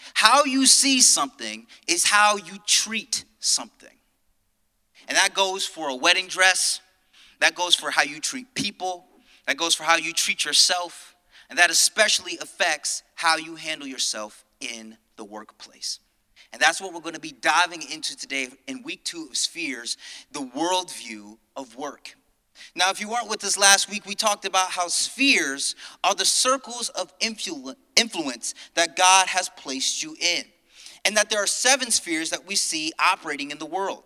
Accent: Connecticut, United States; now in New York, United States; I'm originally from Connecticut

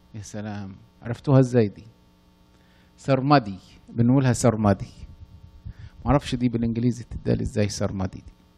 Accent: Upper Egypt, Egypt; أنا من الصعيد أصلاً

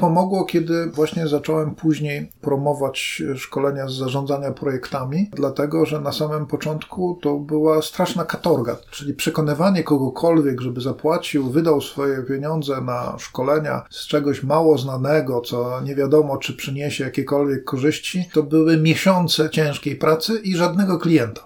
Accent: Gdynia, Pomeranian Voivodeship, Poland; ja jestem z Gdyni

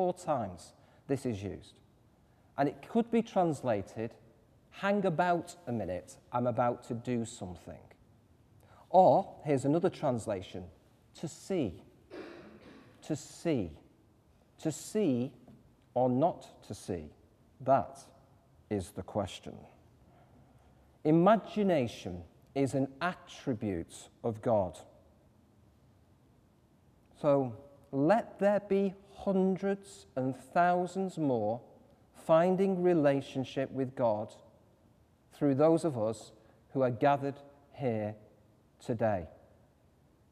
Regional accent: Manchester, North West England, United Kingdom; I come from North Manchester. Think Coronation Street, if any of you have ever watched that. You know, kind of two up, two down, you know, kind of cobbled streets and all

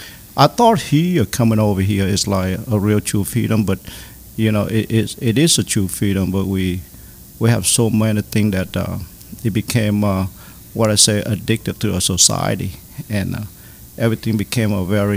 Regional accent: United States; And when when I grew up here in America, I was screwed, man.

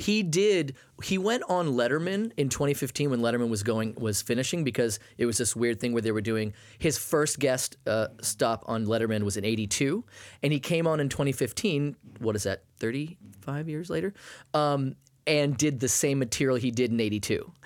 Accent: Maine, United States; I grew up in Maine

